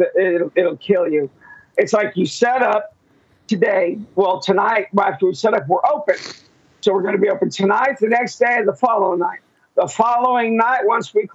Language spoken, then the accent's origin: English; Rockport, Texas, United States; moved away; also born or lived in Enid, Oklahoma; I was raised in Rockport down by Corpus Christi